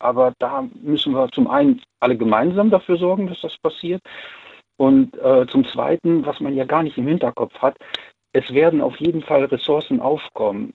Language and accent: German; Siegburg, North Rhine-Westphalia, Germany; ich komme aus Siegburg